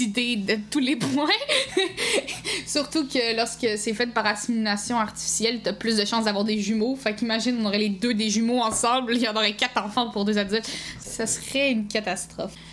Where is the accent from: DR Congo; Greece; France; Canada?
Canada; Quebec; born or raised there